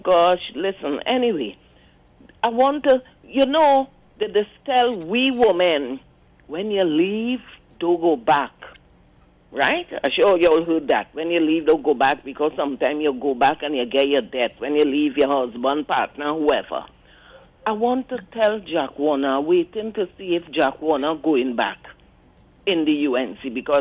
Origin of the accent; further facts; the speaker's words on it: Curepe, Trinidad & Tobago; growing up in Curep.